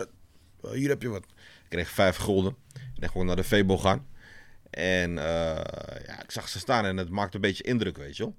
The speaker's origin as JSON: {"language": "Dutch", "town": "Amsterdam", "region": "North Holland", "country": "Netherlands", "tie": "born or raised there", "said": "ik groeide op in Amsterdam-West"}